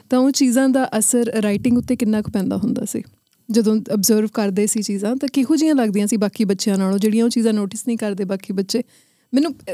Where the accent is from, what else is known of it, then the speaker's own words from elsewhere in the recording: Faridkot, Punjab, India; ਹਾਂ ਮੇਰੇ ਮਾਮ ਦੇ ਨਾਨਕੇ ਫਰੀਦਕੋਟ ਨੇ ਮੈਂ ਫਰੀਦਕੋਟ ਵੱਡੀ ਹੋਈ ਆ